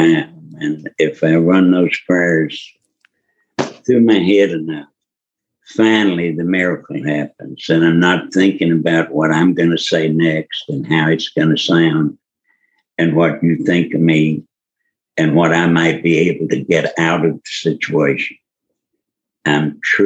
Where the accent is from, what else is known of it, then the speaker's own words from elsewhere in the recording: Kentucky, United States; also born or lived in Louisville, Kentucky; I grew up in Kentucky, but not in Louisville. I grew up on a tobacco farm 200 miles southwest of Louisville on the Tennessee-Kentucky line.